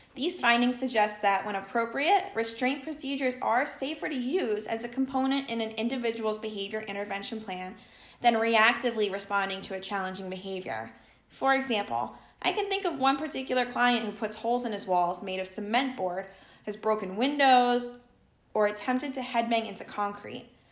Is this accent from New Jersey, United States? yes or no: yes; Jersey Shore, New Jersey, United States; I was also born and raised on the Jersey Shore where I continue to reside.